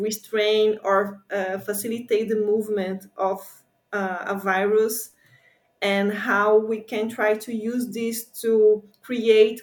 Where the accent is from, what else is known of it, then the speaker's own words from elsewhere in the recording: near São Paulo, Brazil; moved away as an adult; now in New York, United States; I'm from São Paulo, which is a very big city, but I grew up in a tropical forest very close to São Paulo, which is just 30 minutes away